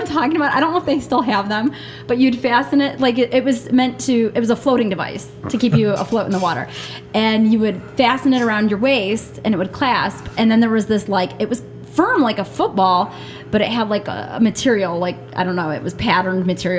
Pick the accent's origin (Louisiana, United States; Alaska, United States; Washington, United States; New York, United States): New York, United States; I went when I was a real little kid, and I lived in New York State. I was born in the Niagara Falls area, but when I was, let me see, we moved a lot. When I was living in Jamestown, I believe, I went to the Y.